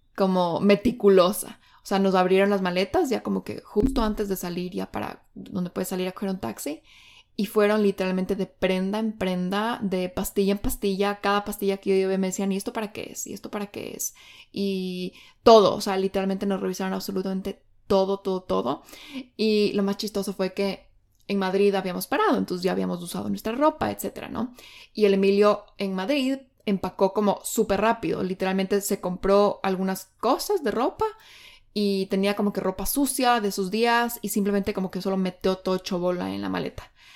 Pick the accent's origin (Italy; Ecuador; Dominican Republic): Ecuador; Quito, Pichincha; moved away as an adult; now in Bali, Indonesia; yo soy de Quito, Ecuador, y ahora estoy viviendo en Bali, Indonesia